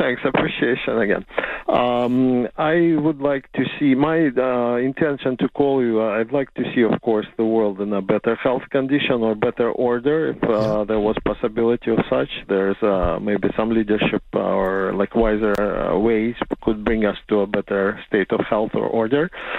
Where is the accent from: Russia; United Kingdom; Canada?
Russia; Siberia; also born or lived in Georgia / Armenia; now in United States; Well, I was born in Siberia, and I have half of my teenage life I lived in Georgia, Armenia, in that area, which was quite hot there, and still is kind of hot.